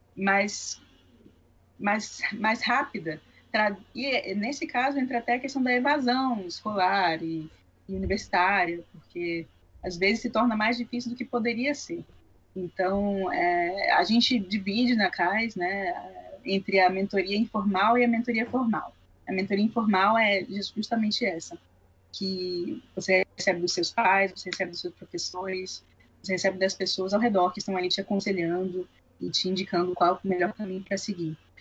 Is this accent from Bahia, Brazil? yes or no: yes; Bahia, Brazil; moved away; na área de onde eu vim, a Bahia